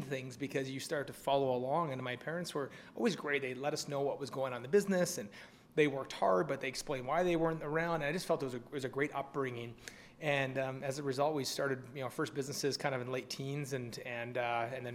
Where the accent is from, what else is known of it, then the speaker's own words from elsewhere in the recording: Canada; we're both Canadian.